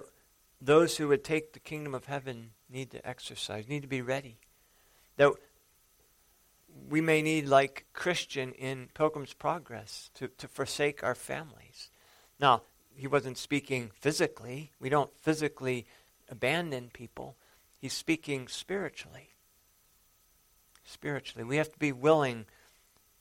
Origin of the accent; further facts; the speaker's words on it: the Dakotas, United States; moved away; I grew up in the Dakotas for a while.